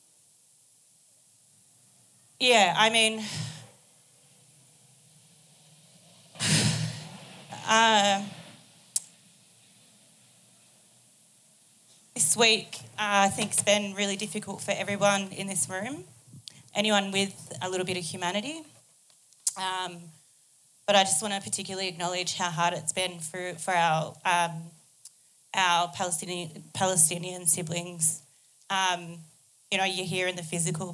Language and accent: English; Melbourne, Victoria, Australia; moved away as an adult; now in Sydney, Australia; I'm Gunai and Gundijmara from so-called Victoria. I grew up in Naam